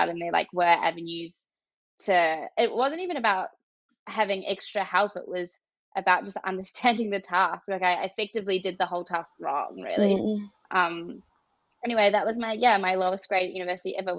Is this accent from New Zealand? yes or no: yes; New Zealand; moved away; I'm from New Zealand originally.